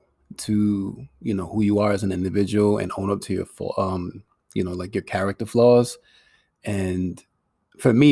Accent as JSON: {"language": "English", "town": "Providence", "region": "Rhode Island", "country": "United States", "tie": "born or raised there", "said": "I came to the States like around like two, three years old or something like that. And, you know, I grew up in Providence"}